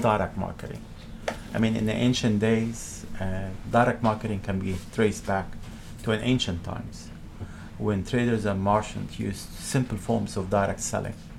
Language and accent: English; Montreal, Quebec, Canada; I come from Montreal